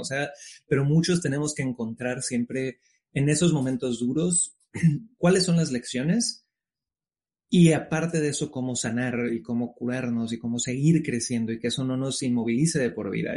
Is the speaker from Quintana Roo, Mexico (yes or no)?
yes; Cancún, Quintana Roo, Mexico; moved away as an adult; now in New York, United States; yo soy originario de Cancún, México, padre chileno, madre mexicana